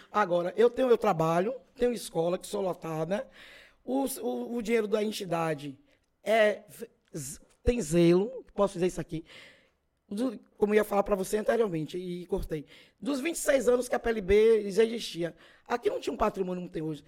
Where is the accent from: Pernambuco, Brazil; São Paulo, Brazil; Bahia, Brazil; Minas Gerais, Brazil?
Bahia, Brazil; Feira de Santana; also born or lived in Tabuna; Eu me criei ali na Calilândia. Não nasci em feira, nasci em Tabuna, vim morar aqui em 55. Nasci em julho. Em setembro, meu pai veio morar aqui